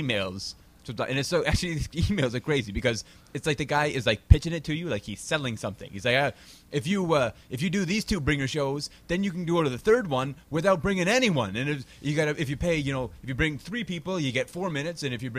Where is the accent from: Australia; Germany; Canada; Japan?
Canada; accent: Canadian; They know I'm Canadian. The way I hit vowels and stuff like that is, pretty Canadian.